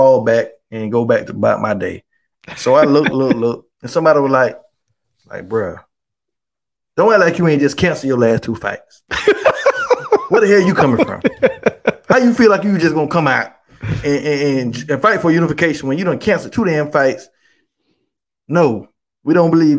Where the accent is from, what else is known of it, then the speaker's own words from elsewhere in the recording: New York, United States; I'm from New York. I'm from New York